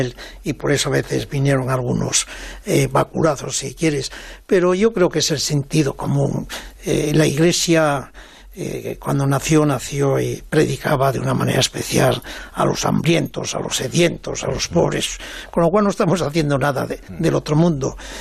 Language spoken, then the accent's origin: Spanish; Mieres, Asturias, Spain; siendo muy niño, yo creo que con siete años o así, en mi pueblo de allá de Asturias, en Mieres